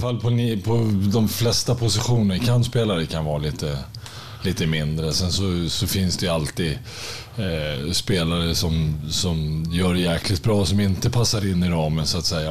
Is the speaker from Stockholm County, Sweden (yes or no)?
yes; Märsta, Stockholm County, Sweden; moved away as an adult; also born or lived in Östersund; när jag var fem år så flyttade jag från, från Östersund till, till Märsta. Eh, och där är jag uppvuxen och där bodde jag tills jag var 18 år